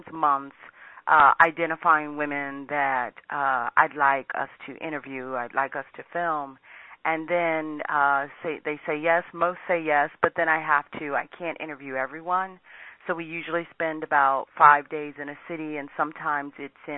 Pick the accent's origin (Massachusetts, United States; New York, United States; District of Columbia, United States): District of Columbia, United States; Washington; I grew up in Washington, D.C.